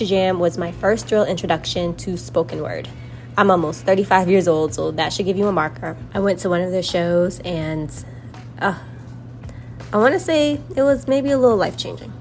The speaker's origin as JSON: {"language": "English", "town": "New York City", "region": "New York", "country": "United States", "tie": "born or raised there", "said": "I'm an African-American woman born and raised in Brooklyn, New York"}